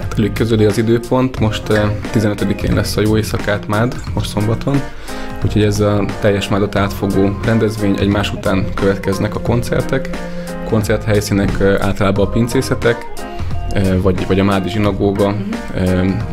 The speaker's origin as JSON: {"language": "Hungarian", "town": "Nyíregyháza", "region": "Szabolcs-Szatmár-Bereg", "country": "Hungary", "tie": "born or raised there", "said": "nyíregyházi származású vagyok"}